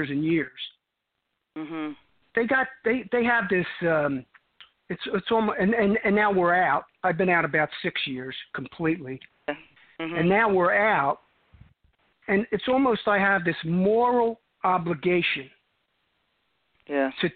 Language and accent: English; Cherry Hill, New Jersey, United States; accent: New York accent; moved away as an adult; now in Arizona, United States; I grew up right over the bridge from Philadelphia, South Jersey